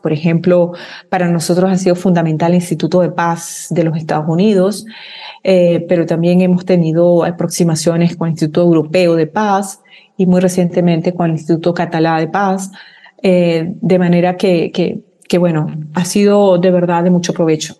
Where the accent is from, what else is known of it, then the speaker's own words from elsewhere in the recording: Venezuela; nosotros como, como venezolanas y venezolanos